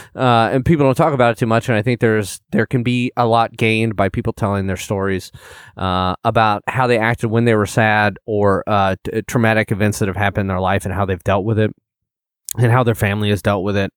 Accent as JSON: {"language": "English", "region": "Illinois", "country": "United States", "said": "I'm from Illinois as well"}